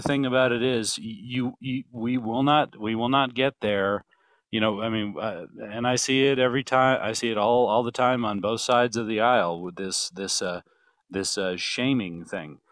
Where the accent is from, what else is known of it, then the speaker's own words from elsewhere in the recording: Wyoming, United States; moved away as an adult; also born or lived in Tallahassee, Florida; I was raised in Wyoming